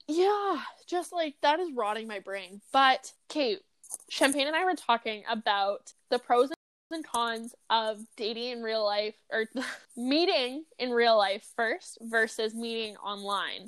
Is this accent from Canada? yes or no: yes; Kamloops, British Columbia, Canada; I grew up in freaking like the hood of Kamloops